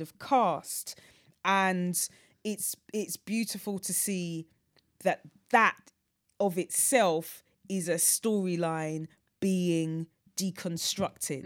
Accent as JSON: {"language": "English", "region": "London", "country": "United Kingdom", "tie": "born or raised there", "said": "I grew up in North Weezy."}